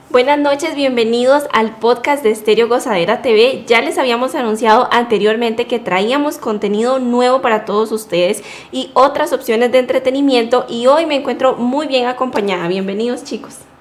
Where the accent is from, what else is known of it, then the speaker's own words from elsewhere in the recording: Costa Rica; now in United States; tengo 24 años, soy de Costa Rica